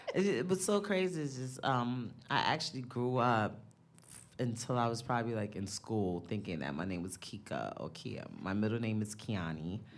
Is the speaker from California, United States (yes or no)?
no; New York, United States; I'm from the Bronx